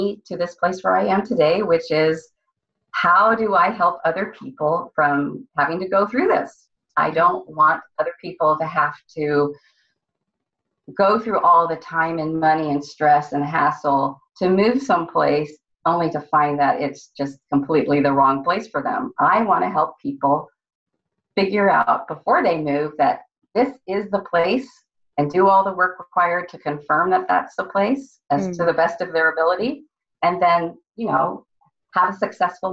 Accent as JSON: {"language": "English", "town": "San Francisco", "region": "California", "country": "United States", "tie": "born or raised there", "also_born_or_lived": "Austin, Texas", "moved": "as an adult", "said": "I was born in San Francisco, California"}